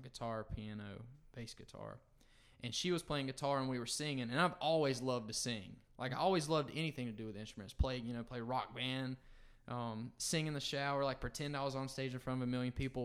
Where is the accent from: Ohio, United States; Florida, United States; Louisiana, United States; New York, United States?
Florida, United States; Perry; moved away as an adult; now in Macon, United States; I grew up in North Florida, a small town called Perry